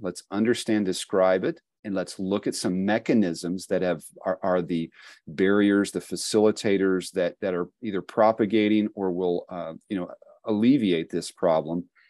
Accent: Appalachia, United States; I was born and have lived most of my life in the Appalachian Midwest region of the country here

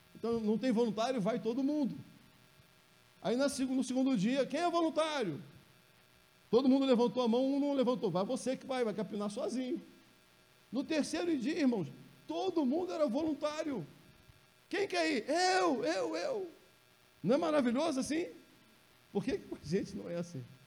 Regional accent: Rio de Janeiro, Brazil; also born or lived in São João de Meriti; eu nasci lá no Jacarezinho

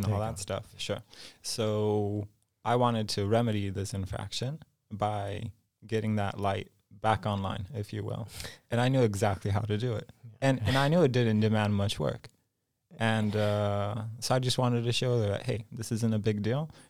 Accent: Los Angeles, California, United States; also born or lived in Poland; Oh, so in a nutshell, I was born in Poland. {S0} Yeah. {S1} But when I was five-ish, my family moved to Los Angeles. Mm-hmm. So I lived about 20 years in California. Also lived a little in Mexico and Vancouver, Canada.

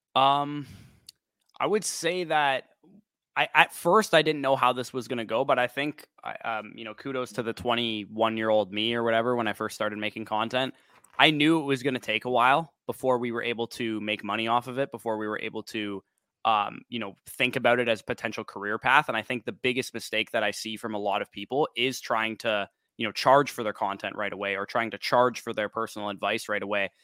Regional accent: Canada; I'm Canadian

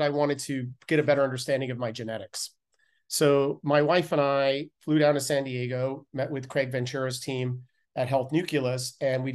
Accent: Canada; growing up in Canada, I was a competitive cyclist

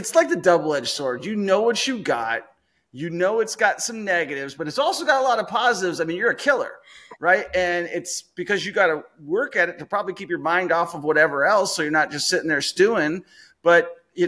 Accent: Seattle, Washington, United States; moved away as an adult; also born or lived in Las Vegas, Nevada; now in Kansas City, United States; I'm from Seattle. So 28 years in Seattle

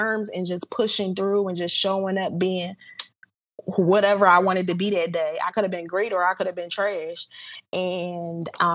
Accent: Philadelphia, Pennsylvania, United States; But I am from Philly. I grew up here. Still living in Philly

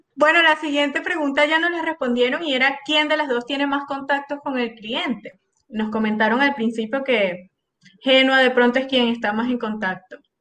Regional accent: Venezuela; moved away; yo soy tan venezolana

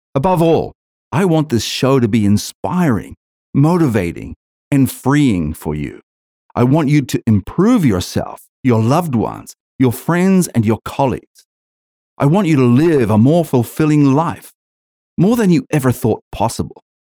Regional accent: New Zealand; moved away as an adult; now in Australia; I'm originally from New Zealand, I grew up hating the entire education system

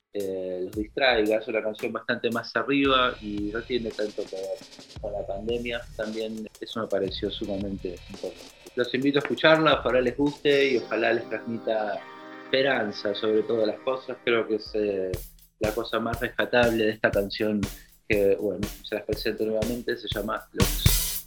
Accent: Buenos Aires, Argentina; Soy músico de Buenos Aires

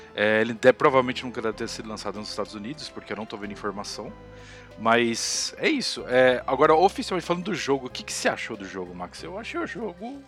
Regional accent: Brazil; eu sou do Brasil

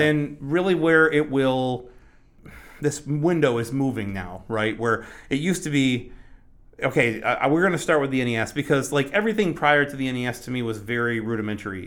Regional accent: Michigan, United States; moved away; I'm from Michigan originally. We, we, we, uh, record out of Michigan and, uh, just recently moved back a couple years ago.

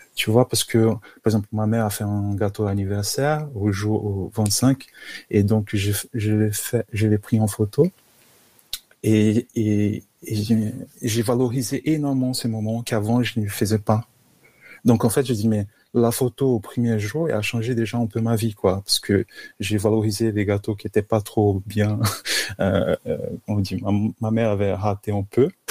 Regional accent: Brazil; accent: Brazilian; French is a second language; also born or lived in São Paulo, Brazil; now in Paris, France; c'est pour ça mon accent, je suis brésilien

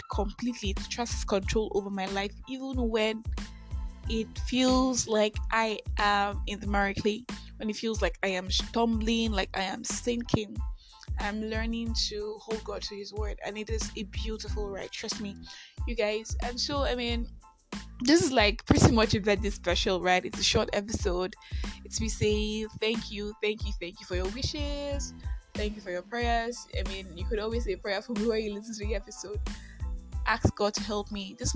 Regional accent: Nigeria; also born or lived in Enugu; I am that Nigerian Christian Talkaholic

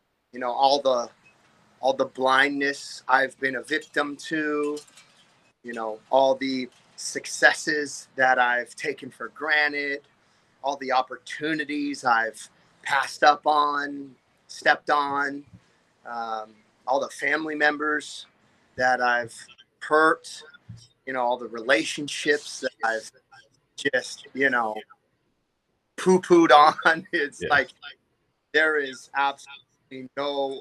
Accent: Anaheim, California, United States; I was born in Anaheim, California. You know, a little city in Orange County

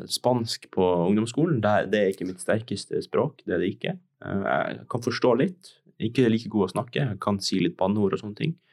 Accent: Tromsø, Troms og Finnmark, Norway; now in Oslo, Norway; jeg er 19 år, kommer fra Tromsø. Jeg er født og oppvokst i Tromsø, jeg har bodd her hele livet mitt. Nå har jeg nettopp flytta til Oslo for å studere skuespill på Westerdals.

